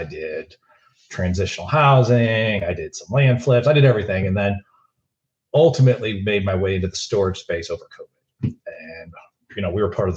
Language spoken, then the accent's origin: English; Florida, United States; moved away as an adult; now in Dallas, United States; I grew up in Florida